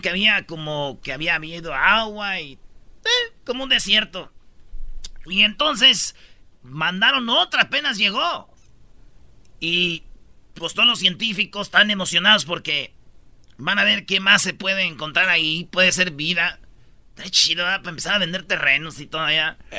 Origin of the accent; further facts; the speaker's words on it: Michoacán, Mexico; Yo soy de Michoacán